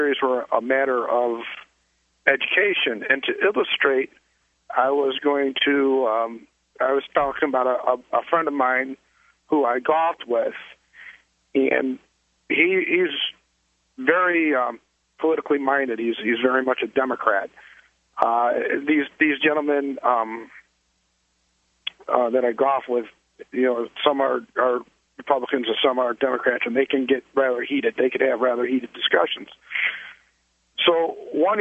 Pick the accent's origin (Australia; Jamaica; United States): United States; Illinois; I'm from Illinois